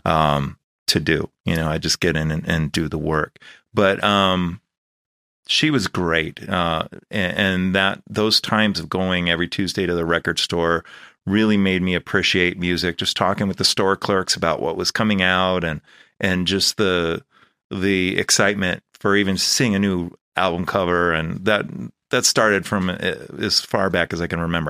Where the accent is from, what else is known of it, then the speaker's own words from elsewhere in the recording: Los Angeles, California, United States; also born or lived in Chicago / Valley Village; I was born here in Panorama City, and my family lived here